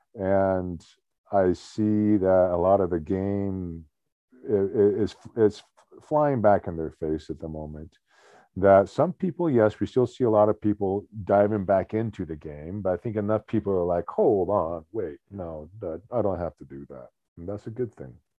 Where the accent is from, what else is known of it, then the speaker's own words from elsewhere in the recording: United States; I'm an American